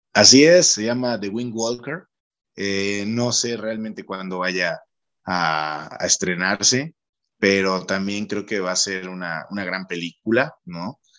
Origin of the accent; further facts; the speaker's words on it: Chacaltianguis, Veracruz, Mexico; el pueblo donde filmamos Hierbamala es, es la zona de donde yo soy originario